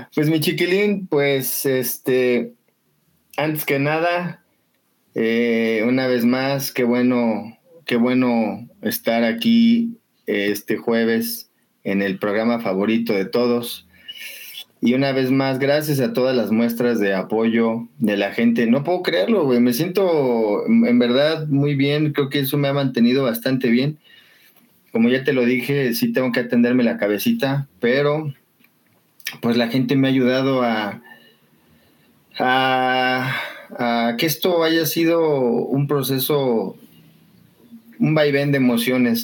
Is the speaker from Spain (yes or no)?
no; Xochimilco, Mexico City, Mexico; yo soy de aquí de Sochi